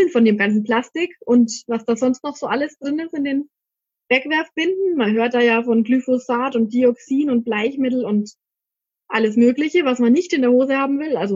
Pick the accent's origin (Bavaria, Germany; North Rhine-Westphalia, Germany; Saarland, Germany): Bavaria, Germany; Ansbach; Also ich komme aus Ansbach, das ist in Mittelfranken. Vielleicht habt ihr es eh schon gehört.